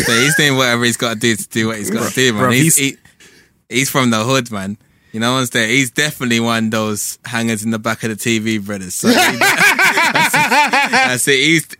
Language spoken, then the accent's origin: English; London, United Kingdom; I'm from Peckham, man.